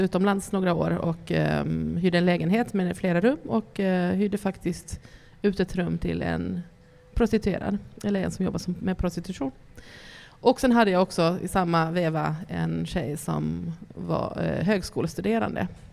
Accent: Ostrobothnia, Finland; jag kommer från Österbotten, en, um, en, ett område mitt emot Sveriges Västerbotten, en liten stad

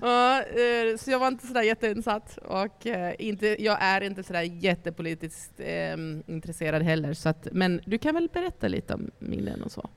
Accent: Ostrobothnia, Finland; jag kommer från Österbotten, en, um, en, ett område mitt emot Sveriges Västerbotten, en liten stad

